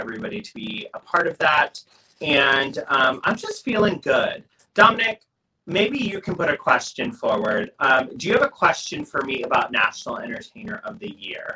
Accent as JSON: {"language": "English", "region": "New York", "country": "United States", "said": "I'm from New York"}